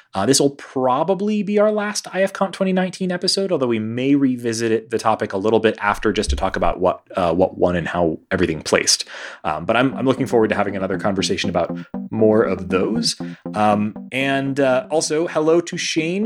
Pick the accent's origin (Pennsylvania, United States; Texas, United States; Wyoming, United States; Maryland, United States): Texas, United States; Houston; now in Denver, United States; this is sort of a return home for me. I, I'm, you know, from Houston